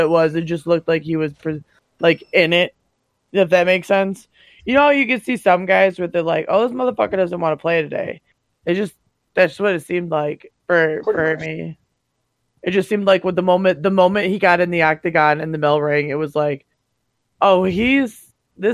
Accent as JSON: {"language": "English", "town": "Detroit", "region": "Michigan", "country": "United States", "said": "I'm from Metro Detroit"}